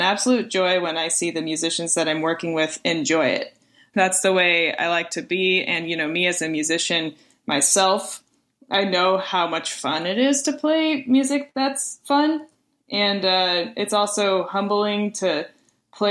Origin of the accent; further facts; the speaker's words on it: Springfield, Missouri, United States; also born or lived in Texas; I was born in Texas, but I was raised in Springfield, Missouri.